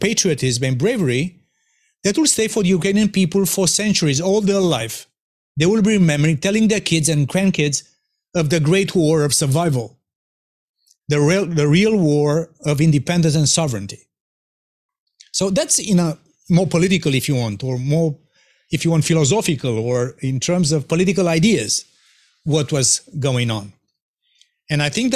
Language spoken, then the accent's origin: English; Romania; my home country, Romania